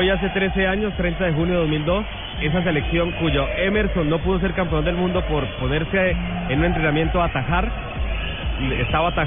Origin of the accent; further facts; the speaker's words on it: Argentina; yo soy argentino